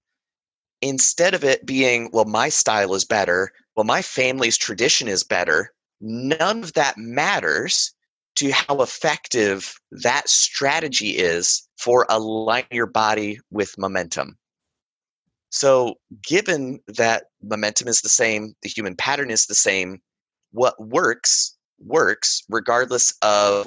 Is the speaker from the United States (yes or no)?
yes; Western North Carolina, United States; I grew up in Western North Carolina.